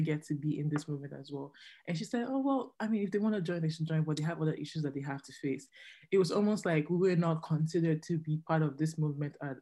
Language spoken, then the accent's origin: English; Nigeria; now in Canada; as a Nigerian woman